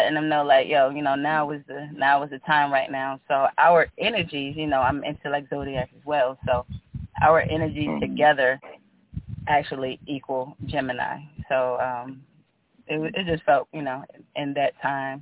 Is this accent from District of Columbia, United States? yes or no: no; Suffolk, Virginia, United States; I am from Suffolk, Virginia, born and raised, hip-hop and R&B artist